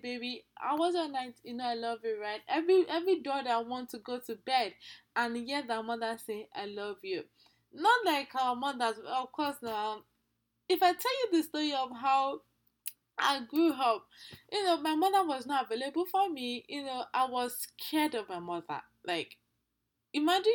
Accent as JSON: {"language": "English", "country": "Nigeria", "said": "I'm from Nigeria"}